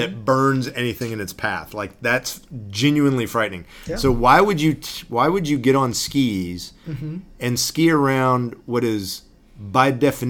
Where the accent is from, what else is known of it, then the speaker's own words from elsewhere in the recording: Texas, United States; I mean, I grew up in Texas